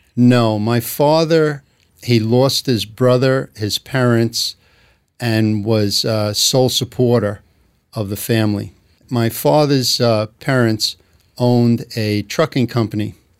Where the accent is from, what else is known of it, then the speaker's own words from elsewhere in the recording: New York City, New York, United States; accent: New York; I grew up in, uh, Glendale, Queens